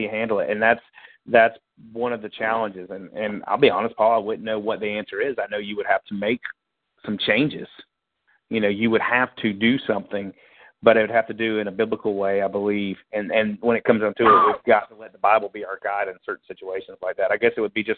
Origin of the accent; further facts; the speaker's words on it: Florida, United States; my home state